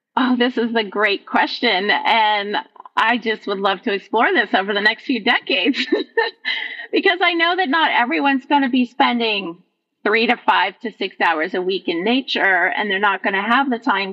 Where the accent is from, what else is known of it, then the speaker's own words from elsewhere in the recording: Vermont, United States; now in Midwest, United States; I was born in Vermont, which is a completely different um, geographical look